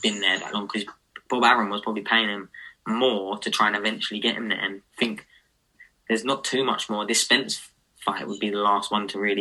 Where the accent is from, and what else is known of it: United Kingdom